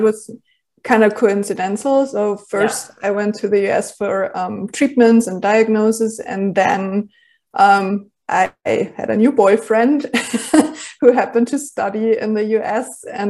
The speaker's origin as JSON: {"language": "English", "country": "Germany", "first_language": "German", "second_language": "English", "said": "when I realized that there was like no resource in Germany at all, like in my native language, I started to basically put everything that I used to put in my journal in a blog."}